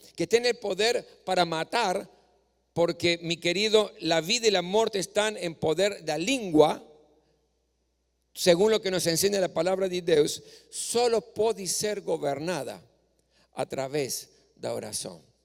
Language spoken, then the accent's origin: Spanish; Córdoba, Argentina; moved away; moraba en la ciudad de Córdoba, donde yo nací, yo gustaba cuando, cuando era joven o adolescente, cuando tenía oportunidad, iba para el templo